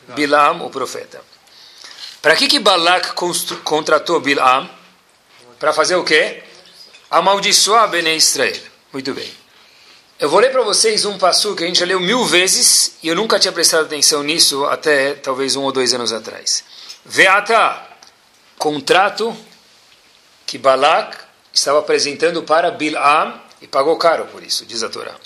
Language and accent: Portuguese; São Paulo, Brazil; accent: paulista; a única coisa que não mudou dentro de mim acho que foi o, o sotaque, porque se ainda se mantém paulista